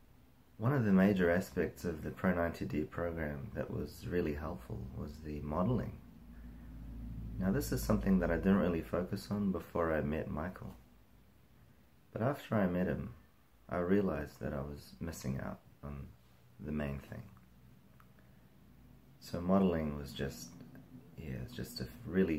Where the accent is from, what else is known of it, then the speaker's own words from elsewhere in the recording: New Zealand; I'm from New Zealand